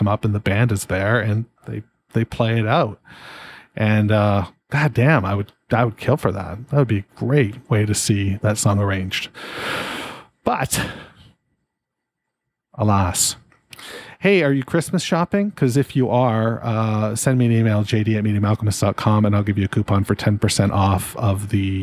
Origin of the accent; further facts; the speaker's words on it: Canada; being a Canadian